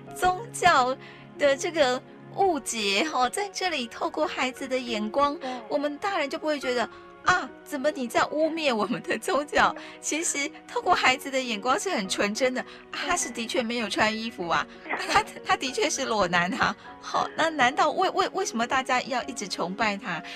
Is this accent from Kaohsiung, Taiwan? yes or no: no; Taitung County, Taiwan; 我是台东人